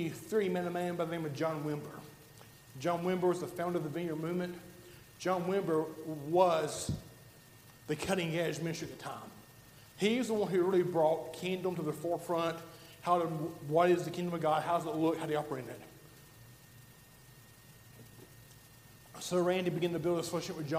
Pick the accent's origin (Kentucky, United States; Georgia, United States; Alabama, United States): Alabama, United States; I'm from Alabama